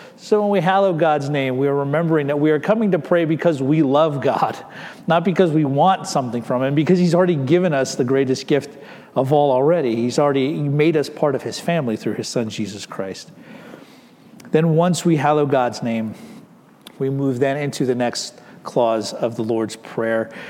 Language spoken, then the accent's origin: English; United States; We are American citizens living in America